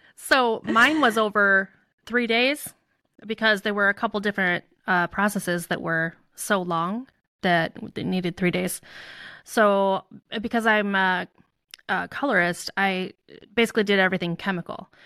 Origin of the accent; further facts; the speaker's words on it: Chicago, Illinois, United States; I grew up in the Chicago suburbs